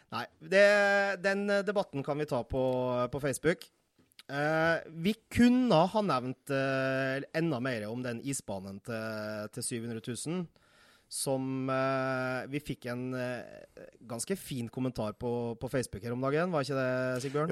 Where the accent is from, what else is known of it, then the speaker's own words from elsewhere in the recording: Nordmøre, Møre og Romsdal, Norway; now in Tårnåsen, Norway; Jeg er nordmøring bosatt på Tårnåsen siden 2007